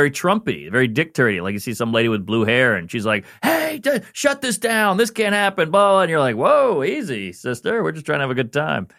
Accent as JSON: {"language": "English", "town": "New Orleans", "region": "Louisiana", "country": "United States", "tie": "born or raised there", "lives_now": "New York, United States", "said": "New Orleans. I'm born and raised in New Orleans, Louisiana, and then I've been in New York for like 15 years."}